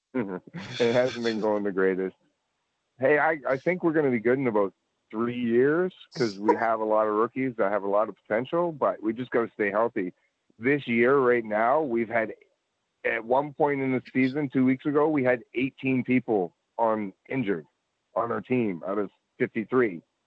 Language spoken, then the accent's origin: English; Edmonton, Alberta, Canada; moved away; also born or lived in Nova Scotia; I grew up in Edmonton